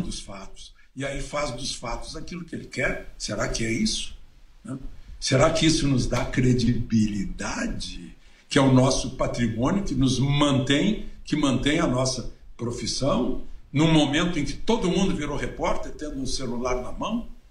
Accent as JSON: {"language": "Portuguese", "town": "Cachoeira do Sul", "region": "Rio Grande do Sul", "country": "Brazil", "moved": "yes", "said": "lá na minha cidade, em Cachoeira"}